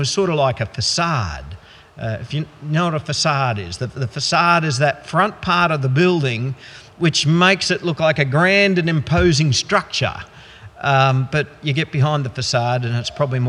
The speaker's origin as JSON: {"language": "English", "town": "Goondiwindi", "region": "Queensland", "country": "Australia", "tie": "born or raised there", "said": "I grew up in the Gundawindi district"}